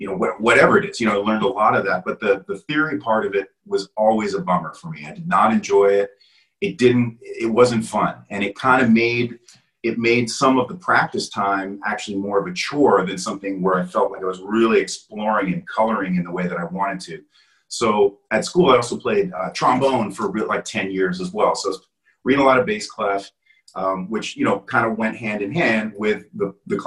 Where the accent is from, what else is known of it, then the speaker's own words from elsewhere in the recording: Canada; moved away as an adult; also born or lived in Wales / Toronto; now in United States; I was born in Wales. And, you know, when I was, you know, growing up, you know, we moved to Canada.